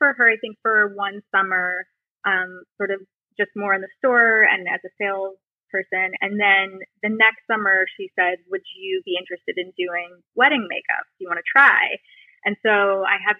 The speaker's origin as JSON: {"language": "English", "town": "Jackson", "region": "Wyoming", "country": "United States", "tie": "born or raised there", "said": "Jackson, Wyoming, which is where I grew up"}